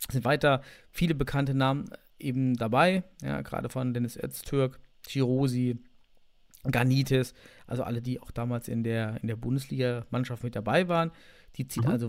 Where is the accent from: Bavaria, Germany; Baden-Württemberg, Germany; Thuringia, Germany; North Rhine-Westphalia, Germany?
Thuringia, Germany; Als Thüringer bin ich für Jena oder Blumstadt